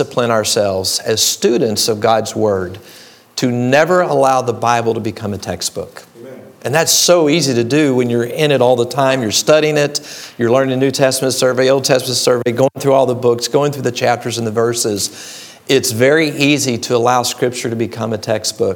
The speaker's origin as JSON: {"language": "English", "town": "Dallas", "region": "Texas", "country": "United States", "tie": "born or raised there", "moved": "yes", "lives_now": "Illinois, United States", "said": "I grew up in Dallas, Texas. So I will throw out a y'all every now and then"}